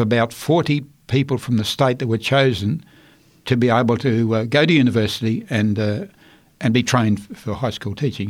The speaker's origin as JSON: {"language": "English", "region": "Queensland", "country": "Australia", "tie": "born or raised there", "also_born_or_lived": "Rockhampton, Queensland / Chinchilla, Queensland", "said": "I was born in Rockhampton, Queensland, in uh, 1940"}